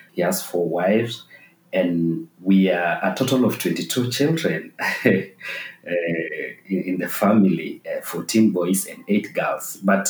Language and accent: English; Saparingo village, Maasai Mara, Narok County, Kenya; also born or lived in Uganda; I come from Saparingo village, a village that is just very closer to End Beyond Kichwa Tembo and Batalier Camp here in Masai Mara. And that is where I grew up